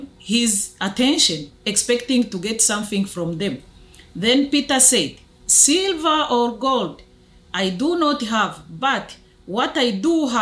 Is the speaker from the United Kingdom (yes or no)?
no; Rwanda; I'm from Rwanda in Africa.